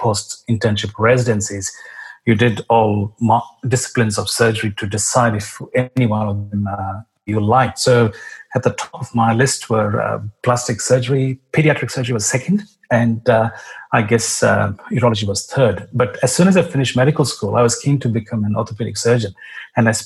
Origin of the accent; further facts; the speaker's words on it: India; moved away as an adult; also born or lived in Melbourne, Australia / United States; now in Sydney, Australia; I was born in India and I went to school and medical school in India.